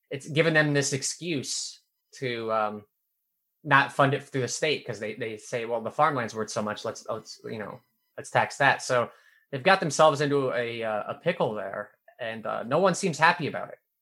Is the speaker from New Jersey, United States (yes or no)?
no; Nebraska, United States; moved away; my hometown